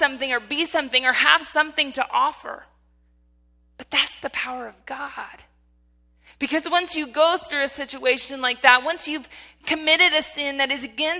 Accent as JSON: {"language": "English", "region": "Michigan", "country": "United States", "tie": "born or raised there", "said": "because I'm from Michigan."}